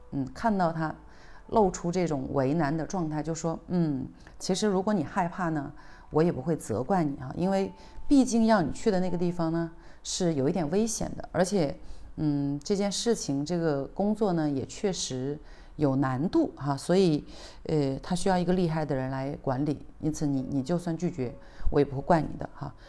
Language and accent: Chinese; China; 我们中国人